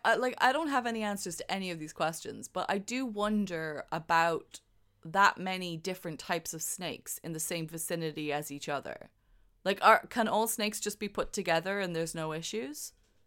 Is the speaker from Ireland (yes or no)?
yes; Ireland; I'm from Ireland. Sorry. They, you know, St. Patrick got rid of all the snakes. We ain't got none.